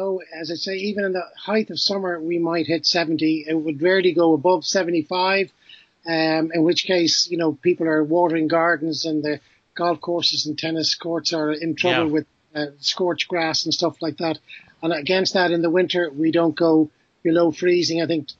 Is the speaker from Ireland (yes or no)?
yes; Dublin, Leinster, Ireland; Well, obviously, I grew up in Dublin, but like a lot of Irish people, we have a lot of relatives in the States